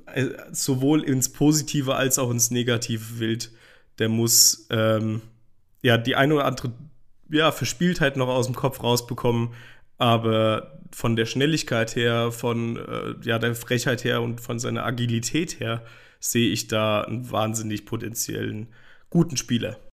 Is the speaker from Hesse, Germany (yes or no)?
yes; Hesse, Germany; geboren und aufgewachsen in Hessen